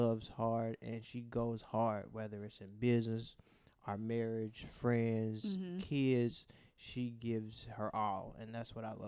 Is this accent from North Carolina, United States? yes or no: no; Cincinnati, Ohio, United States; we are born and raised in Cincinnati, Ohio. Love the city.